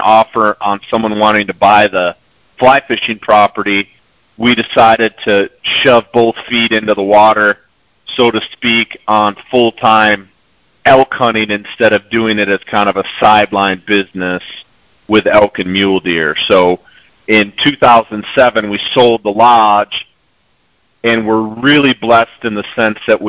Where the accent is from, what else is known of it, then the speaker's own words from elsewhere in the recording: Michigan, United States; moved away as an adult; also born or lived in Montana; now in New Mexico, United States; I grew up in Michigan, kind of cut my teeth on the Great Lakes steelhead and salmon industry